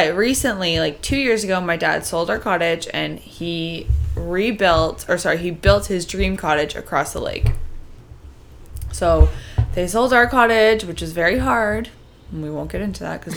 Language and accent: English; Canada; Being Canadian was drilled into my head